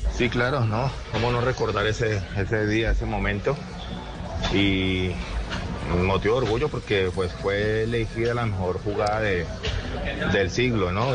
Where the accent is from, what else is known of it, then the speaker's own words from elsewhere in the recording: Colombia; Y eso somos nosotros, los colombianos, un tanto especiales